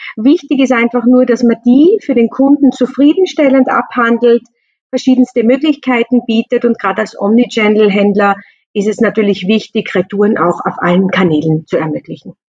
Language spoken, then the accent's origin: German; Austria; bei uns in Österreich